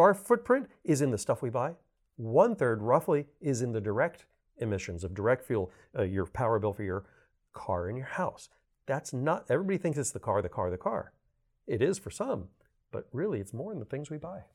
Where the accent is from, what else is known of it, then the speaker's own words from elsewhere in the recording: Miami, Florida, United States; I'm born and raised in Miami